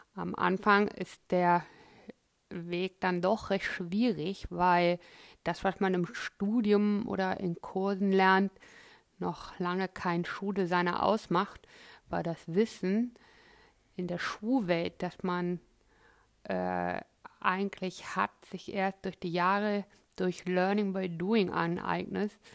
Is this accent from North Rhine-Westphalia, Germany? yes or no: yes; Cologne, North Rhine-Westphalia, Germany; moved away as an adult; also born or lived in Florence, Italy; gebürtige Kölnerin, habe dort auch die Ausbildung zum bekleidungstechnischen Assistenten absolviert